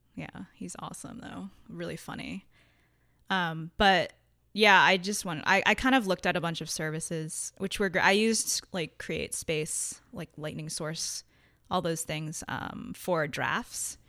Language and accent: English; Connecticut, United States; I grew up in Connecticut